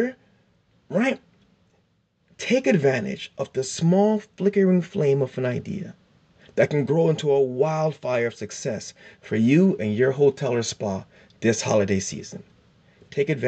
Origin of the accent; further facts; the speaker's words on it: South Florida, United States; I'm from South Florida